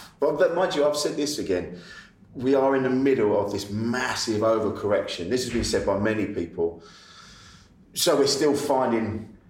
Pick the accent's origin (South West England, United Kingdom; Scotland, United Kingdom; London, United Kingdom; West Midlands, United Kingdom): London, United Kingdom; Orpington; I grew up in Orpington in Kent.